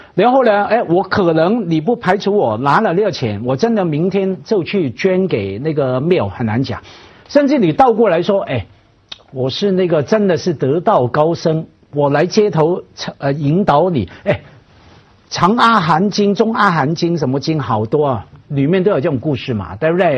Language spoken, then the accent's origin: Chinese; Hong Kong; 当然香港是合法的哈，我们在这样的社会成长，真的不觉得的。